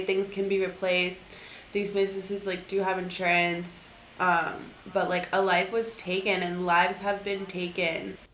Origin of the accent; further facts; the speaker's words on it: South Florida, United States; growing up in South Florida